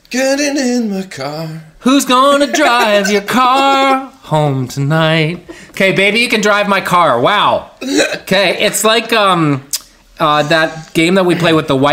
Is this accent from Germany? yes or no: no; Winnipeg, Manitoba, Canada; I grew up in Winnipeg, where it's always hundred below zero.